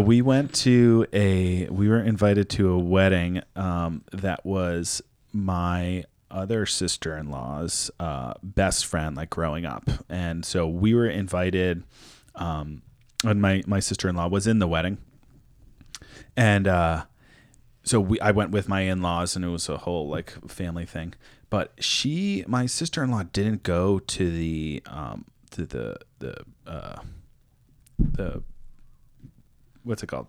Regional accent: East Coast, United States; moved away; also born or lived in New York; I'm from the East Coast

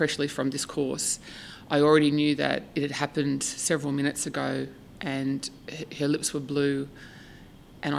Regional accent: Woy Woy, New South Wales, Australia; also born or lived in United Kingdom / Ireland; I grew up in Australia. I grew up on the central coast of New South Wales in a town called Woi Woi.

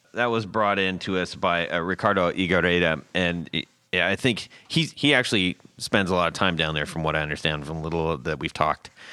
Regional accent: Southern California, United States; I grew up in Southern California.

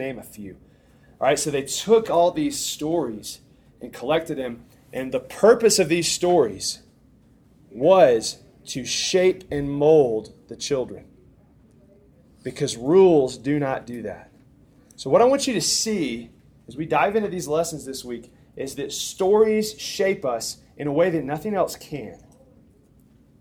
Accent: Tuscumbia, Alabama, United States; moved away; Helen Keller's from Tuscumbia, by the way, which is my hometown

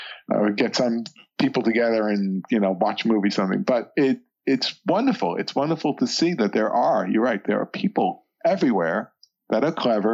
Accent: New York City, New York, United States; I grew up in the New York City

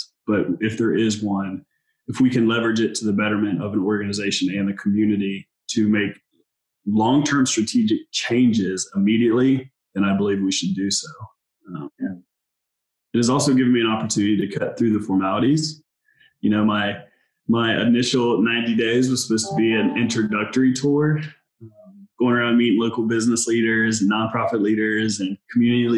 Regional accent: Dayton, Ohio, United States; I am originally from Dayton, Ohio, a United States Marine.

